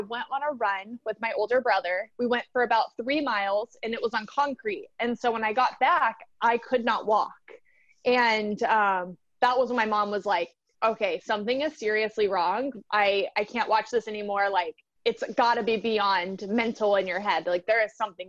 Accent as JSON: {"language": "English", "town": "Baton Rouge", "region": "Louisiana", "country": "United States", "tie": "born or raised there", "said": "I grew up in Baton Rouge, Louisiana"}